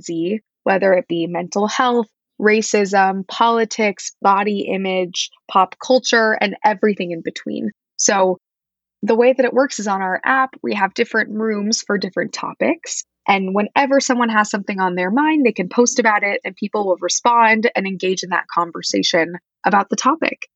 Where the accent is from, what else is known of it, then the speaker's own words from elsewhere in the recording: Wichita, Kansas, United States; moved away as an adult; also born or lived in East Coast; I am originally from Wichita, Kansas, Midwest, born and bred